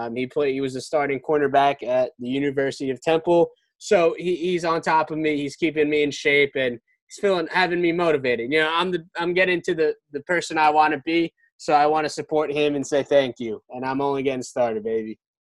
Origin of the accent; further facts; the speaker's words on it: Brick, New Jersey, United States; in Brick, New Jersey, in my hometown